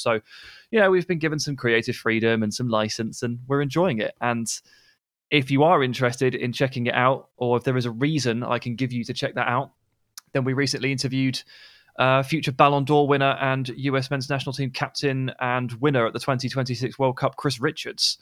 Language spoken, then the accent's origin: English; England, United Kingdom; as an English person